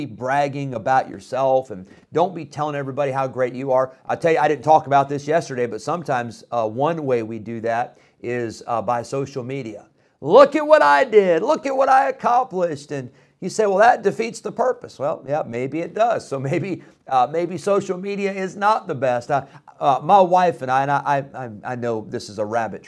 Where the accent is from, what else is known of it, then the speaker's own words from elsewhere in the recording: Illinois, United States; moved away; I grew up in Illinois